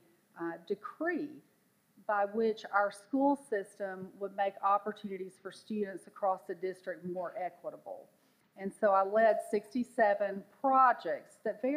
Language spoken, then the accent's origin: English; the South, United States; I'm from the South